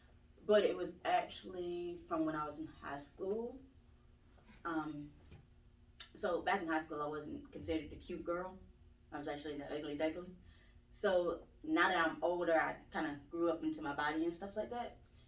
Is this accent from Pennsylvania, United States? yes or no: no; Thomaston, Georgia, United States; Thomaston, Georgia.